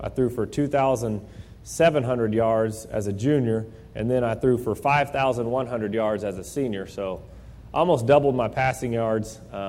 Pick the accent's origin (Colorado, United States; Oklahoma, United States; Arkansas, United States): Oklahoma, United States; Midwest City; also born or lived in Edmond, Oklahoma / Owasso, Oklahoma; growing up in Midwest City and living in Edmond only my whole life, knew nothing about the Tulsa area.